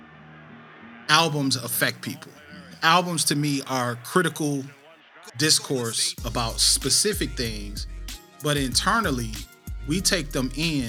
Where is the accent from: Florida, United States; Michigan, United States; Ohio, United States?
Michigan, United States; Flint; I grew up in Flint.